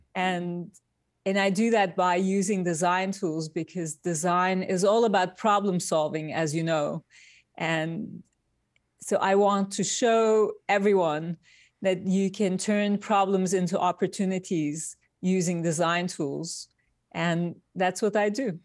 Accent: Turkey; moved away as an adult; now in New York, United States; I was born in Turkey. I grew up in Turkey. And I came to New York, uh, with a Fulbright scholarship

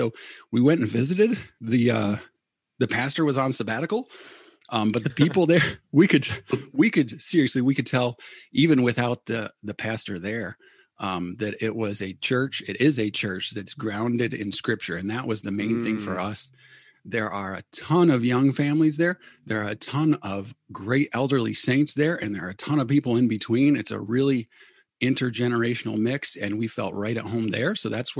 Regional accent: Battle Creek, Michigan, United States; I grew up in Cereal City, Cereal City, USA, Battle Creek, Michigan.

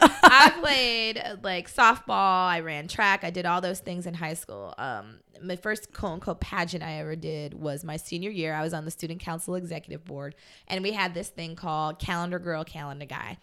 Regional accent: Fort Lauderdale, Florida, United States; growing up in Fort Lauderdale

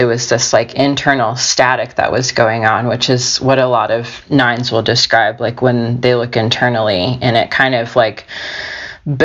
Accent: United States; also born or lived in Georgia, United States; I grew up in Alabama and Georgia

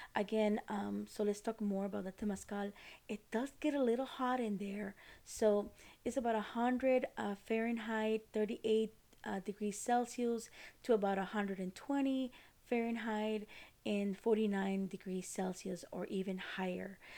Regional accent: Costa Rica; moved away; I am from Costa Rica

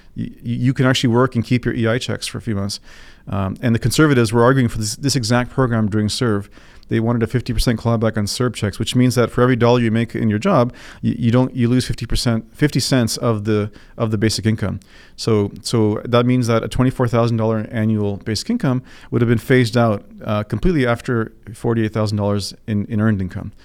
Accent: Toronto, Ontario, Canada; I was born here in Toronto.

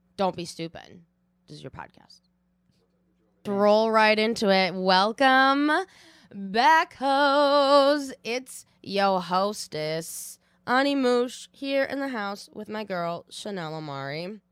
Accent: Watertown, Massachusetts, United States; I grew up in Watertown, Massachusetts

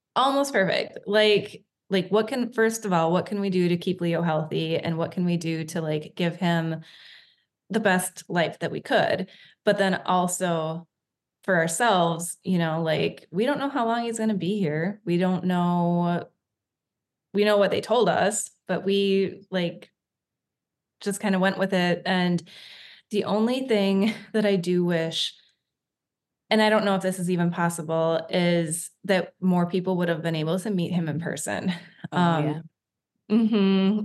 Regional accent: Wisconsin, United States; moved away as an adult; also born or lived in Colorado; now in Whidbey Island, United States; we are from Wisconsin originally. Okay. That's where we both grew up

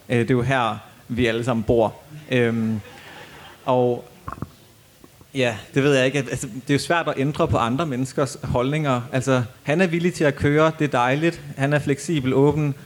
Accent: West Jutland, Central Denmark Region, Denmark; also born or lived in Ringkøbing County; jeg er født og opvokset i Vestjylland

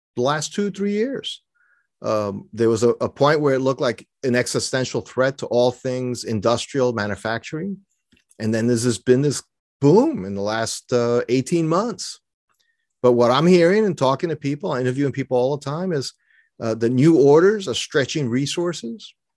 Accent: New York City, New York, United States; I grew up in New York City, so I'm not a sailor

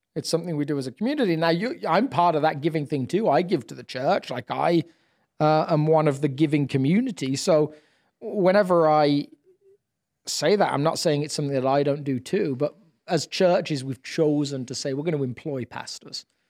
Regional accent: United Kingdom; now in United States; I'm British

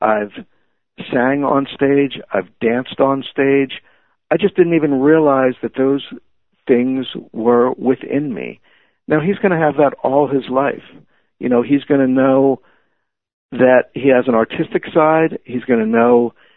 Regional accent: Levittown, Pennsylvania, United States; now in Bethesda, United States; I live in Bethesda, Maryland now, which is very different from the community I grew up in Levittown.

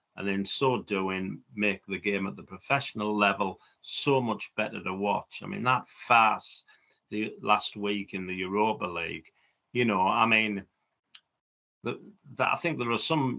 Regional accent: Middlesbrough, North East England, United Kingdom; a fellow person from my hometown, Brian Clough

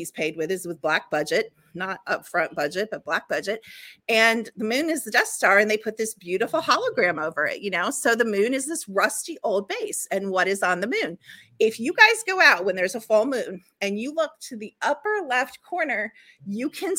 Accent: Chicago, Illinois, United States; when I was growing up in Chicago

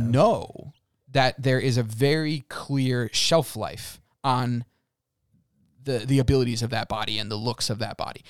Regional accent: United States; we as the American people, I'm gonna speak as Americans

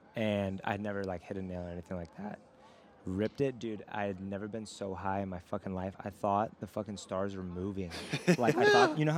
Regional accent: Inland Empire, California, United States; IE is where we're from.

